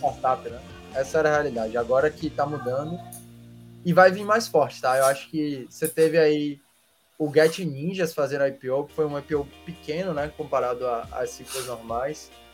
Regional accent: Salvador, Bahia, Brazil; also born or lived in Belém, Pará; eu nasci em Belém, com um ano de idade, vim para Salvador

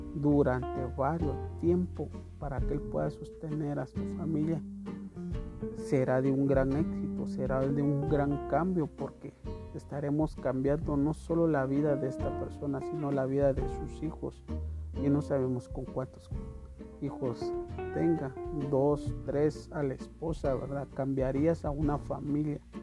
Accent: Guatemala; como guatemaltecos

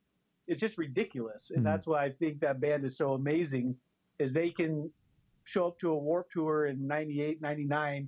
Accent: San Diego, California, United States; now in Spokane, United States; I am from Spokane, but when I was young, my dad moved to San Diego. So I went to elementary, middle school, high school down in San Diego

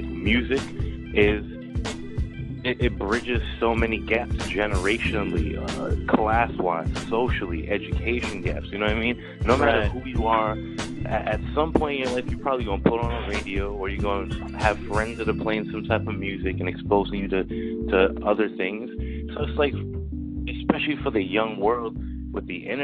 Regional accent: Trinidad & Tobago; now in United States; I was born in Trinidad

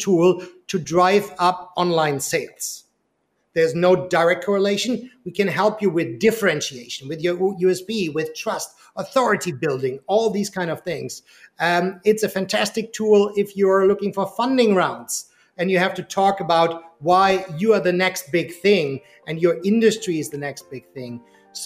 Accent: Germany; moved away; I'm originally from Germany.

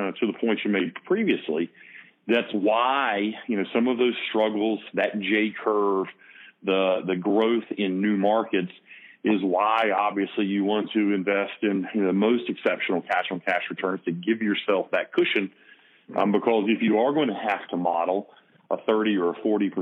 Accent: the South, United States; accent: Southern; as you can tell by my accent, I'm from the South, and it's not it's not South Jersey

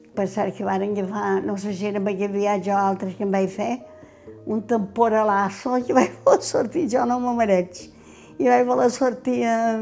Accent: Pollença, Balearic Islands, Spain; Tota la vida he viscut a Calvari perquè vaig néixer a l'Ajuntament

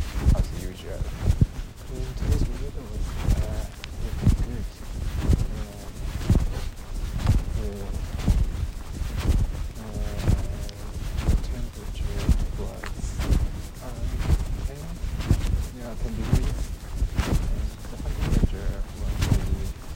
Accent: Nagoya, Aichi, Japan; English is a second language; moved away as an adult; now in Fukushima Prefecture, Japan; the Nagoya city where my hometown and my house is

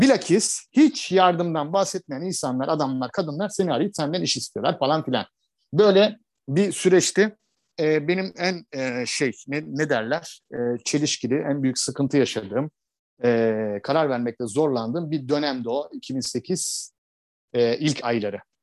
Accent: Istanbul, Turkey; moved away as an adult; also born or lived in Fethiye / Marmaris / Cyprus / Bodrum; now in Antalya, Turkey; ben İstanbulluyum, teşvikiyeliyim. İşte uzun yıllar İstanbul'da yaşadım. Sonra güneye geldim.

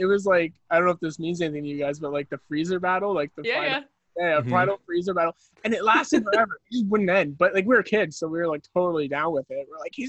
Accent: Chilliwack, British Columbia, Canada; also born or lived in Vancouver; Okay, so I was born in Vancouver, and then I lived in a little town called Chilliwack. Yeah, I'd say very early in my childhood, like farm kid. We had sheep.

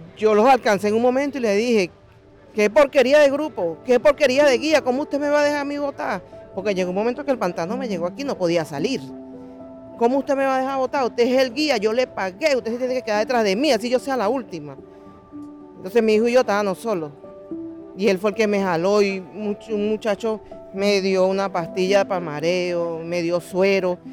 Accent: Venezuela; moved away as an adult; Nosotros queremos estar en nuestro país como siempre, como, como todo venezolano

